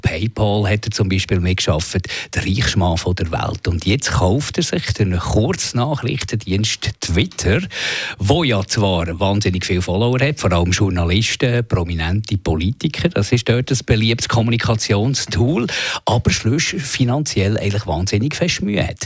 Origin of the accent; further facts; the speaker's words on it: Switzerland; als Bürger, als Schweizer Bürger